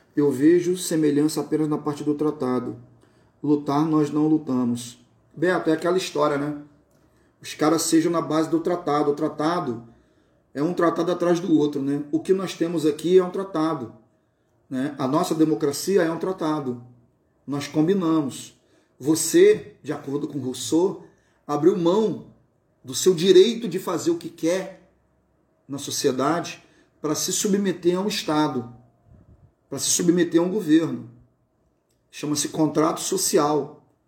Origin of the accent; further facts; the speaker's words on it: Campos dos Goytacazes, Rio de Janeiro, Brazil; moved away as an adult; now in Cabo Frio, Brazil; Eu sou de Campos, Goitacazes, no estado do Rio de Janeiro